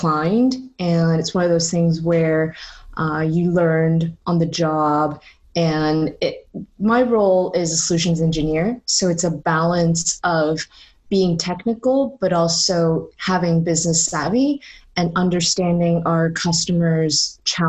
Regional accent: Toronto, Ontario, Canada; moved away as an adult; also born or lived in San Francisco; now in London, United Kingdom; I was born and raised in Toronto.

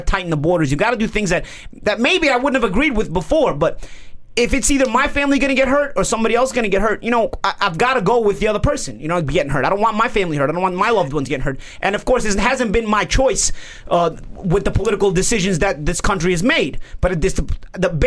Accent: New York City, New York, United States; But we're from Brooklyn. We're from Brooklyn, though.

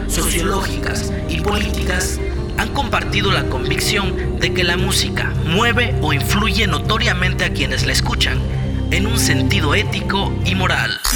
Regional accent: Oaxaca, Mexico; nuestro compromiso como oaxaqueños

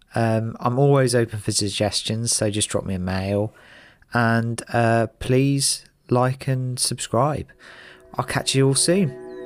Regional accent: London, United Kingdom; I'm originally from North London

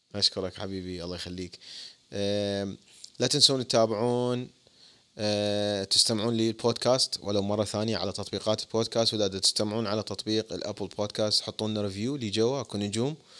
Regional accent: Iraq; now in United States; وأنا عراقي

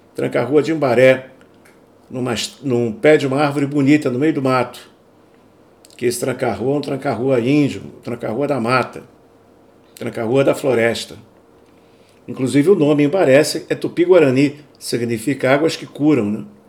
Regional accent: Brazil; now in Europe; eu sou brasileiro

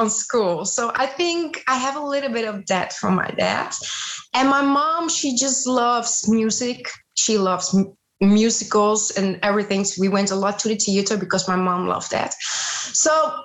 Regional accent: Amsterdam, North Holland, Netherlands; English is a second language; also born or lived in Zeeland; I was born in Zeeland, but then my parents moved back to the area of Amsterdam. This is where I grew up.

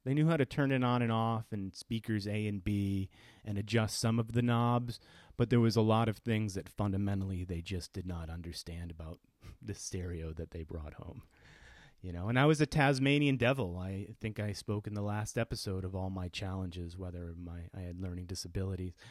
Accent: Connecticut, United States; I grew up in Connecticut

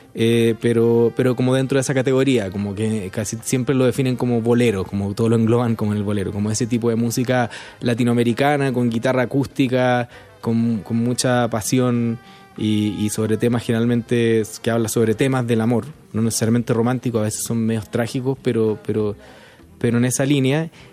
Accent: Chile; moved away as an adult; now in Mexico; yo soy músico chileno, vivo hace cuatro años en México

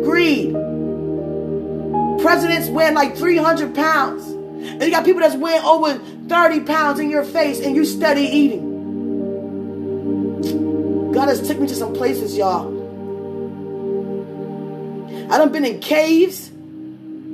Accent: United States

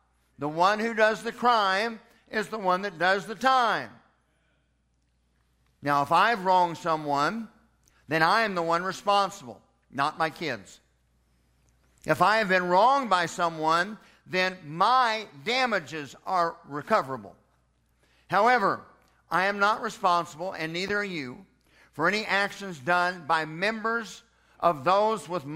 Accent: Edmond, Oklahoma, United States; born in Edmond, Oklahoma in 1963

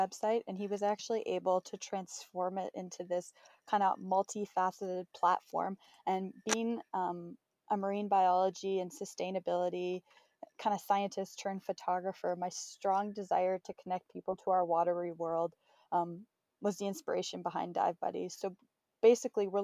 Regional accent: Northern Ontario, Canada; moved away as an adult; also born or lived in Nova Scotia; I was born and raised in Northern Ontario

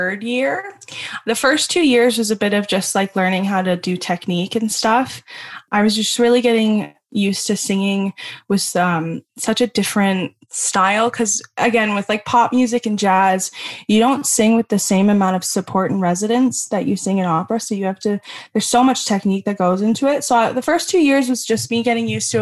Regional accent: Penetanguishene, Ontario, Canada; I grew up in the Penetang area, which is really close to Midland

